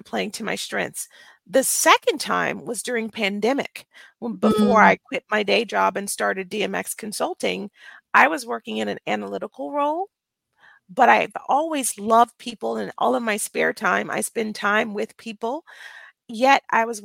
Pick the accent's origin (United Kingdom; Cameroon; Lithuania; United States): United States; Birmingham, Alabama; now in Frisco, United States; I was born and raised in Birmingham, Alabama